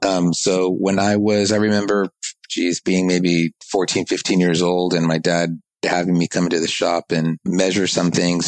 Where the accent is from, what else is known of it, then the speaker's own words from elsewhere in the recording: Southern California, United States; also born or lived in East Coast, United States / Japan; I was born on the East Coast, but I grew up in Southern California